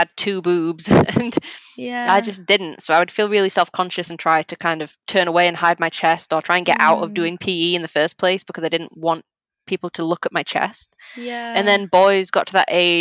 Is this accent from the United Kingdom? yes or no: yes; England, United Kingdom; I'm English, I'm not Polish